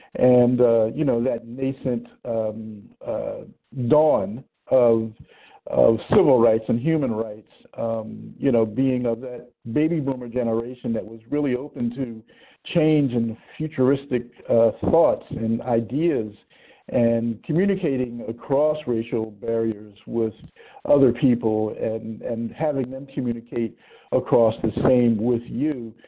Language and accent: English; Philadelphia, Pennsylvania, United States; moved away as an adult; I was born and raised in the city of Philadelphia